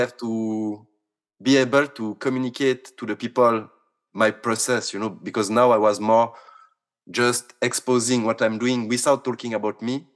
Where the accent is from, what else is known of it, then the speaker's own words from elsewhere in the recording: Switzerland; I come from Switzerland